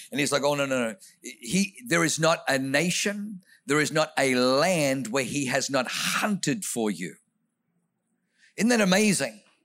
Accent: Australia; also born or lived in Germany / New Zealand; now in United States; grew up in Australia

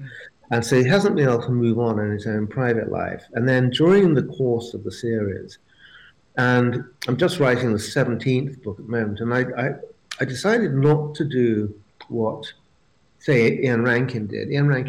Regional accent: Brighton, South East England, United Kingdom; I was lucky enough to be born and raised in Brighton.

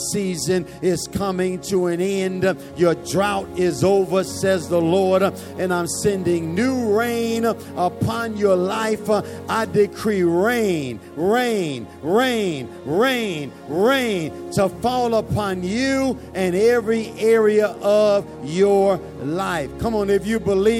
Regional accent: Chicago, Illinois, United States; I'm from Chicago, and Chicago is known for its cold weather

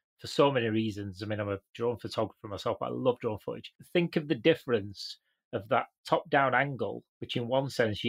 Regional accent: Canada; I grew up in Canada.

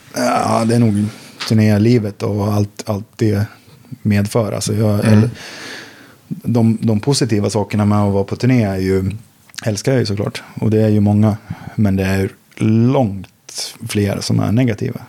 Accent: Sandviken, Gävleborg County, Sweden; moved away as an adult; now in Stockholm, Sweden; Jag bodde i Sandviken då, där, där jag är född och uppvuxen

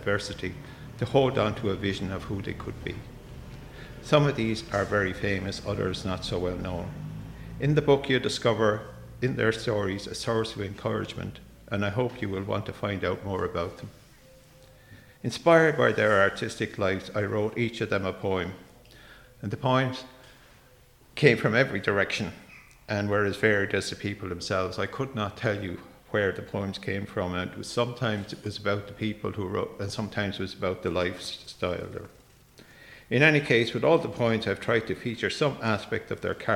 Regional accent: Limerick, Munster, Ireland; moved away; also born or lived in Dublin; I was born in Limerick, but I spent most of my adult life in Dublin

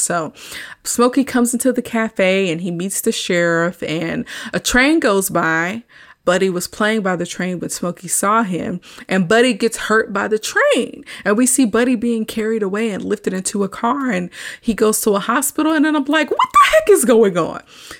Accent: the South, United States; I grew up in the South

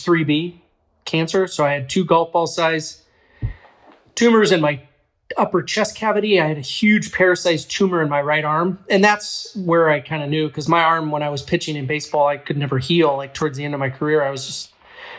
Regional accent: Strawberry Point, Iowa, United States; moved away as an adult; also born or lived in Chicago / Colorado; Strawberry Point, Iowa, beautiful place

